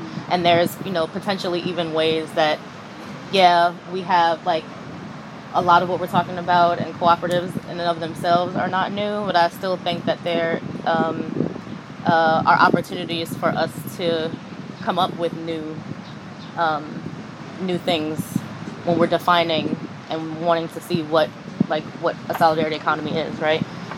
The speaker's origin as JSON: {"language": "English", "town": "New York City", "region": "New York", "country": "United States", "said": "I'm originally from New York City, the Lower East Side, specifically from Manhattan."}